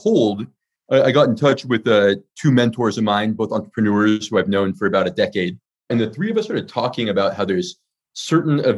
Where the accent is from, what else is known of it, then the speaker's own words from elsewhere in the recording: California, United States; moved away as an adult; also born or lived in China; I'm from California. I actually spent my last 8 years in mainland China.